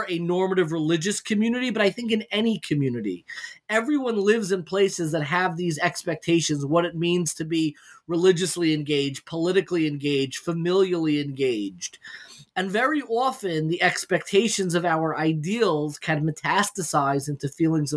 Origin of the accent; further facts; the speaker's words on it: Long Island, New York, United States; I grew up in Long Island